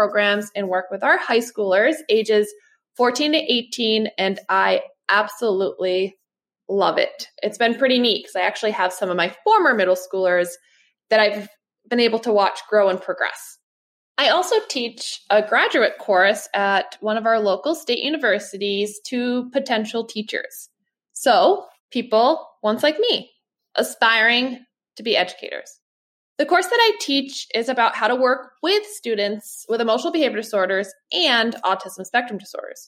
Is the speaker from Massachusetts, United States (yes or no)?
yes; Massachusetts, United States; I'm from Massachusetts, which is in the United States